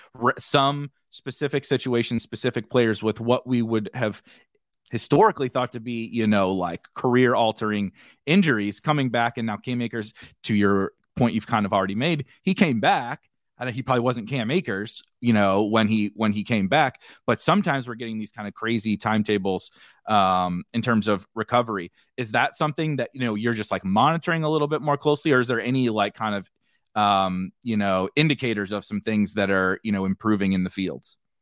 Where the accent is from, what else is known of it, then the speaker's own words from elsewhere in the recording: St. Louis, Missouri, United States; I'm from Saint Louis, was a big Saint Louis Ra-, Rams fan